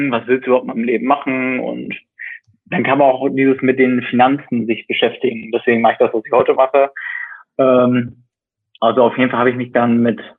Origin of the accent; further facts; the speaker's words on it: West Germany, Germany; Also ich komme jetzt aus dem Westen